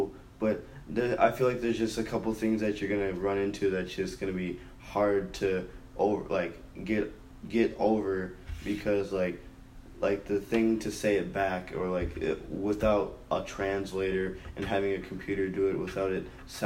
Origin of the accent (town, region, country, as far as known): Minnesota, United States